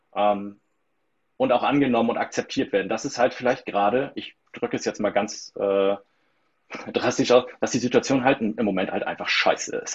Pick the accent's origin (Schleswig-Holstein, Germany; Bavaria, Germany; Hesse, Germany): Schleswig-Holstein, Germany; between the North Sea and Baltic Sea, near the Danish border; ich wohne zwischen den Meeren, zwischen Nord- und Ostsee, im schönsten äh, Bundesland äh, Deutschlands